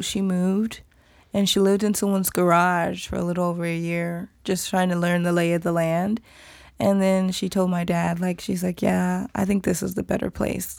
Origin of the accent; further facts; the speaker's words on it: Atlanta, Georgia, United States; I'm Nigerian American, so I'm first generation, but I was born in Atlanta, and so my family growing up were traditional